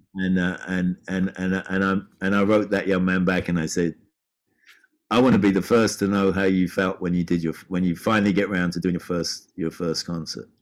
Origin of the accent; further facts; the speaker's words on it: Brighton, South East England, United Kingdom; moved away; my hometown in Brighton.